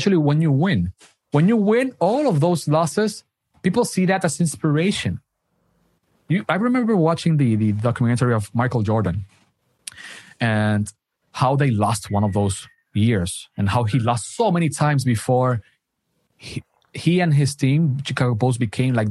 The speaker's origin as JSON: {"language": "English", "country": "Dominican Republic", "said": "I'm from Dominican Republic."}